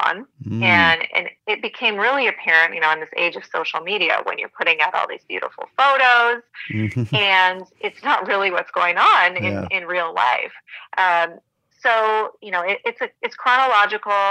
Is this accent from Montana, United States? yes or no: yes; Montana, United States; I grew up in Montana, real small town